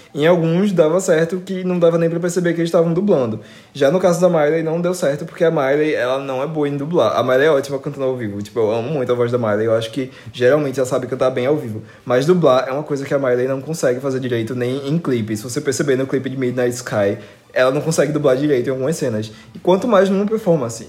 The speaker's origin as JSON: {"language": "Portuguese", "town": "Recife", "region": "Pernambuco", "country": "Brazil", "said": "aqui na minha cidade, tipo, eu sou do Recife. É, e da região metropolitana"}